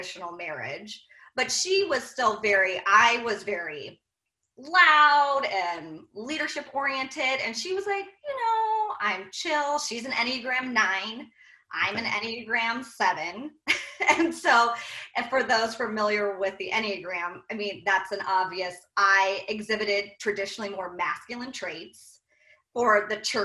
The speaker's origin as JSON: {"language": "English", "region": "Iowa", "country": "United States", "tie": "born or raised there", "said": "from the Midwest, we're from Iowa"}